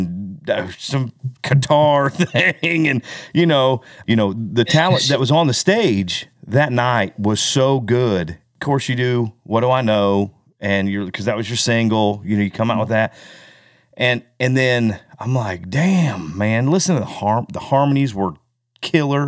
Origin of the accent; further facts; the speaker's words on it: Kansas City, Missouri, United States; We're from Kansas City, so we're home